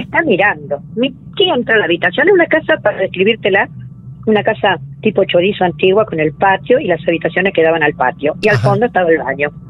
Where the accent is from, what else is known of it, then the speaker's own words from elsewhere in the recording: Mar del Plata, Buenos Aires Province, Argentina; yo me vine en el año 53 desde Buenos Aires. Mis padres vivían en Buenos Aires, entonces nos vinimos acá a vivir en 1953